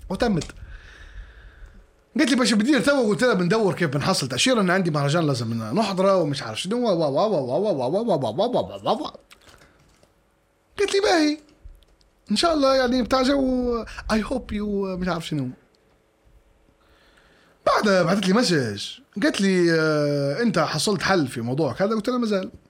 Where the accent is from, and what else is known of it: Libya